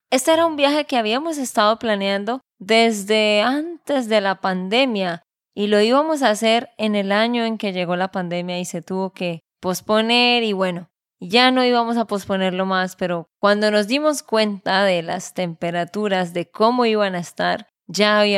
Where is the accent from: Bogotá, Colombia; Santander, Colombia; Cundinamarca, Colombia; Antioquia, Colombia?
Santander, Colombia; de Santander, Colombia.